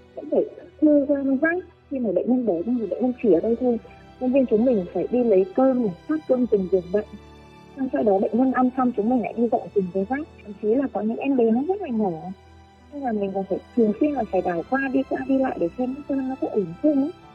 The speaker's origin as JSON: {"language": "Vietnamese", "region": "Bac Giang", "country": "Vietnam", "tie": "born or raised there", "said": "một người dân bắc giang"}